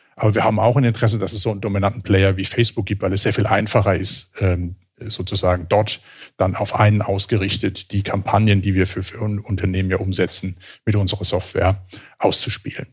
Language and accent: German; Southern Germany, Germany; moved away as an adult; also born or lived in Switzerland; now in Cologne, Germany; als Süddeutscher in Süddeutschland aufgewachsen